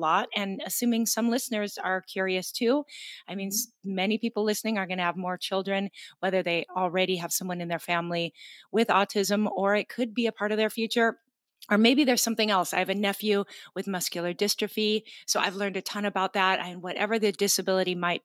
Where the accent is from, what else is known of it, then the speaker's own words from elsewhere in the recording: Gig Harbor, Washington, United States; my hometown in Washington State is Gig Harbor, G-I-G, Harbor